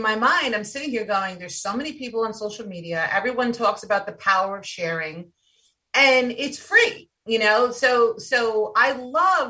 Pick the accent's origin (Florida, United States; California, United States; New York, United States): New York, United States; I'm from New York